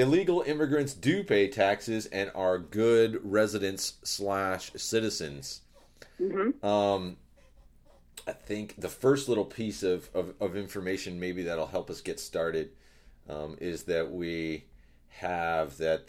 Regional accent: Nevada, United States; also born or lived in Arizona; growing up in Nevada and Arizona and living where we've lived, we've known undocumented people

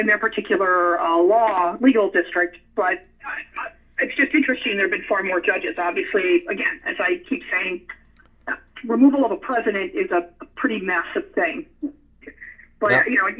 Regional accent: Nevada, United States; my home state of Nevada

